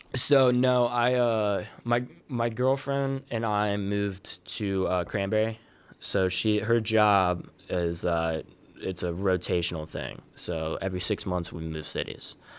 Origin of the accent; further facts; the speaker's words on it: Columbus, Ohio, United States; I'm from Columbus, Ohio. Uh, I've wrestled, uh, for Westerville North, uh, which is a little suburb right outside of Columbus. Uh, I grew up in, like, the youth program